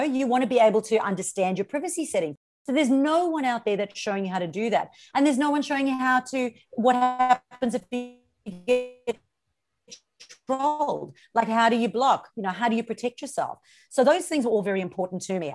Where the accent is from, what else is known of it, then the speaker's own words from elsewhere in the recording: South Africa; moved away as an adult; now in Australia; So I'm originally from South Africa, born and bred in South Africa.